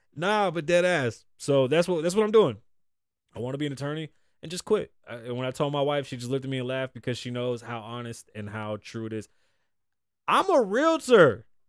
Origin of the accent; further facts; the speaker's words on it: Puerto Rico; as a Puerto Rican man